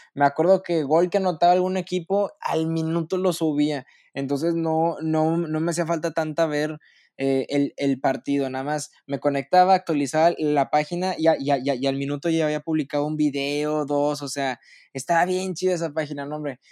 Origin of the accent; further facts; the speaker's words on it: Monterrey, Nuevo León, Mexico; siendo regio